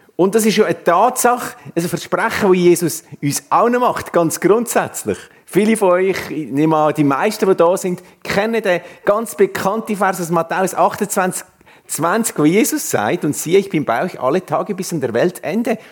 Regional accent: Swiss Plateau, Switzerland; moved away as an adult; now in Canton of Uri, Switzerland; ursprünglich im Mittelland aufgewachsen und seit über zehn Jahren im schönen Kanton Uri

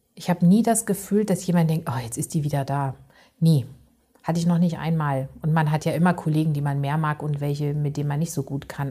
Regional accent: East Germany, Germany; moved away; ich komme ja eigentlich aus Ostdeutschland

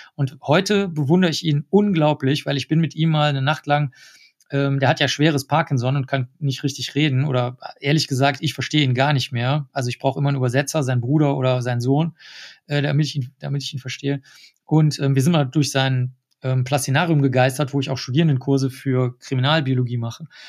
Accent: Germany; accent: strong German accent; also born or lived in New York; Und ich habe einen ganz, ganz starken deutschen Akzent, den erkennt jeder

